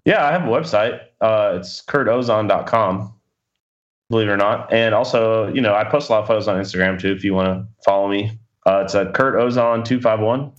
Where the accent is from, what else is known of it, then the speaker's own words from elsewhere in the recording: Florida, United States; moved away; I'm from Florida